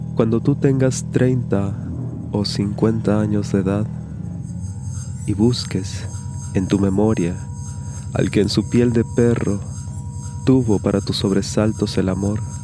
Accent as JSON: {"language": "Spanish", "country": "Mexico", "moved": "yes", "lives_now": "Montevideo, Uruguay", "said": "mexicano mate en mano radicado en el puerto de Montevideo, capital de la República Oriental del Uruguay"}